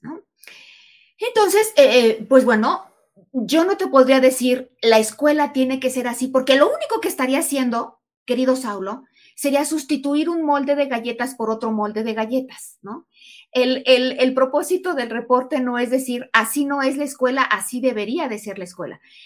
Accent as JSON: {"language": "Spanish", "country": "Mexico", "also_born_or_lived": "Aguascalientes, Mexico", "said": "fui la única mexicana en la Comisión Internacional para los Futuros de la Educación"}